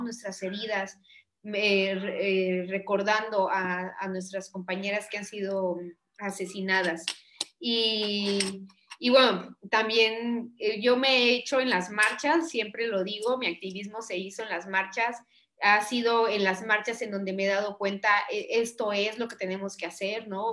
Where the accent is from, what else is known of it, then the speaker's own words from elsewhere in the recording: Chiapas, Mexico; also born or lived in Porto, Portugal; nacida y crecida en Chiapas